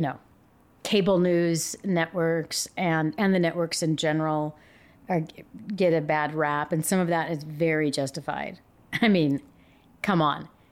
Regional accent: Yakima, Washington, United States; accent: Yakima twang; I'm from Yakima, so I have a little bit, there's some words I say that I know I have a little, like, weird Yakima twang

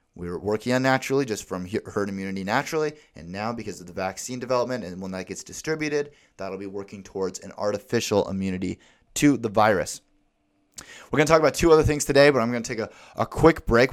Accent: Alaska, United States; my hometown in Alaska

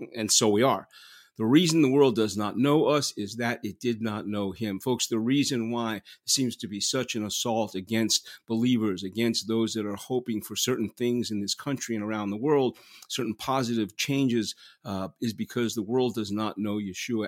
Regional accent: New York City, New York, United States; also born or lived in Manhattan; I was born in Manhattan, raised in Queens. I was raised in Flushing, Queens

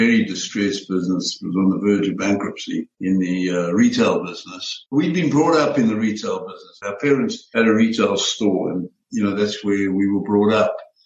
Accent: Pretoria, Gauteng, South Africa; moved away as an adult; also born or lived in Johannesburg, South Africa; now in United States; we moved from Johannesburg to Pretoria when I was very young. And growing up there

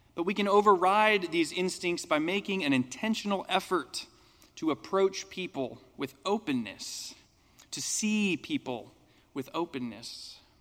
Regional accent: United States; as an American

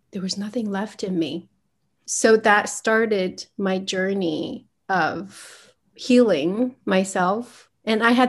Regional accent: United States; So I grew up in the States and I had no idea who I was.

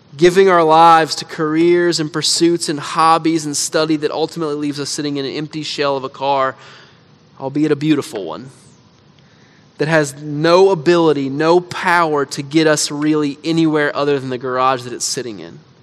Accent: United States; as American Christians

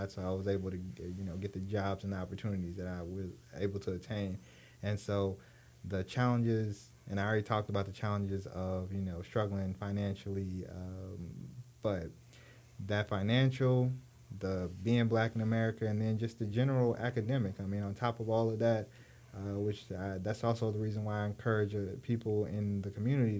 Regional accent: Texas, United States; I'm from Texas

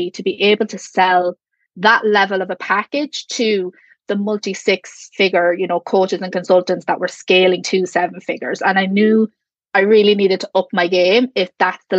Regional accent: Ireland; I'm from Ireland

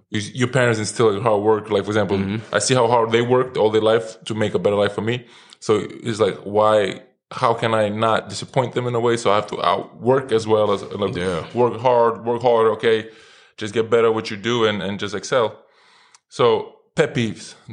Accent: New York City, New York, United States; moved away as an adult; also born or lived in South Carolina, United States; born and raised in Brooklyn.

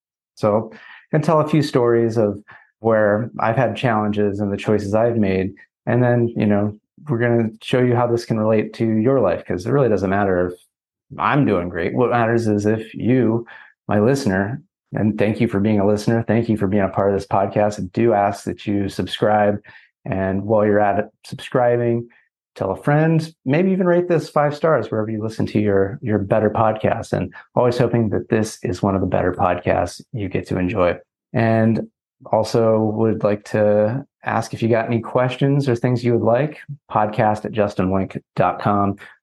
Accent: San Francisco, California, United States; And I come from the San Francisco area, California.

